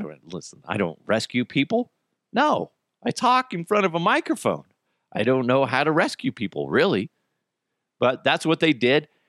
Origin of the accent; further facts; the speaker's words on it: United States; we're Americans